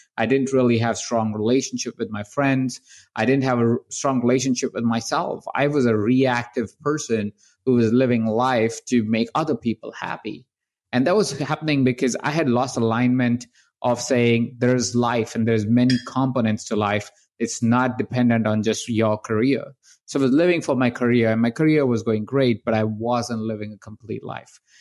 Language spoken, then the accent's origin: English; India; I was born in India. I was born in the household of twenty-three different people